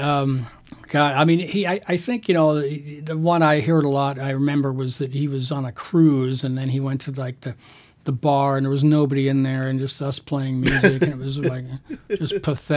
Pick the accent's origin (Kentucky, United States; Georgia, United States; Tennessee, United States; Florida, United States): Florida, United States; I grew up in Florida, and I played.